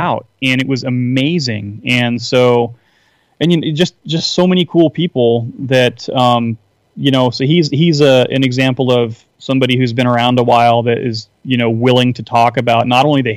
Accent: Seattle, Washington, United States; I'm from the Seattle area, as I was telling you earlier, and I grew up playing music in the late 80s, early 90s

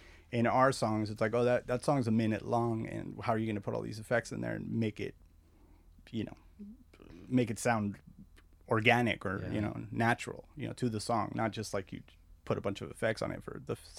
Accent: La Puente, California, United States; also born or lived in Azusa / Covina / West Covina / Argentina; So mostly I grew up in La Puente, Azusa, Covina, West Covina. We moved around a lot, and then we moved to Argentina. My family's from Argentina.

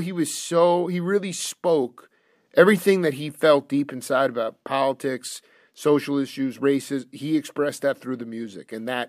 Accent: Stony Brook, New York, United States; I grew up in Stony Brook, so I took that train many a time into the city.

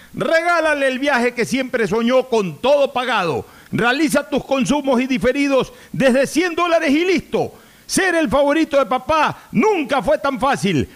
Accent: Ecuador; me siento impotente como ecuatoriano

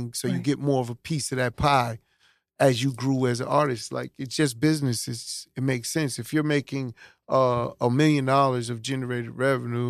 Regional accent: New York City, New York, United States; also born or lived in Brooklyn, New York; I always claim Hollis because that's where I was raised. But born in Brooklyn

